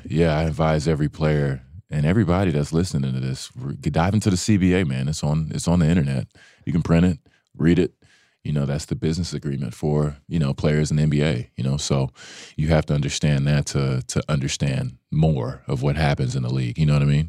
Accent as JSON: {"language": "English", "town": "Dallas", "region": "Texas", "country": "United States", "said": "I'm from Dallas"}